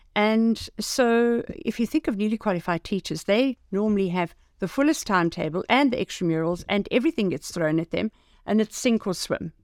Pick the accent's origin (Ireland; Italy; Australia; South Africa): South Africa; as a South African